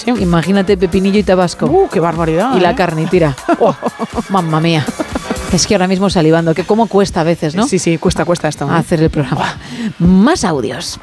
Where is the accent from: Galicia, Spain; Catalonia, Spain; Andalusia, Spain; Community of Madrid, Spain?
Community of Madrid, Spain; Madrid; yo soy madrileña